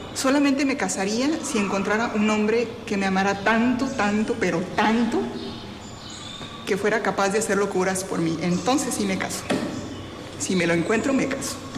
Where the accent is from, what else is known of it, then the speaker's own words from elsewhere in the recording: Mexico; now in Havana, Cuba; Soy mexicana y ahora estoy prestando mi servicio como superiora